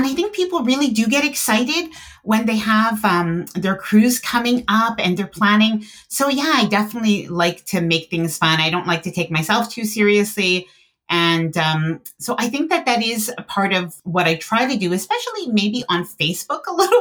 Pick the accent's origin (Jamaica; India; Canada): Canada; I am Canadian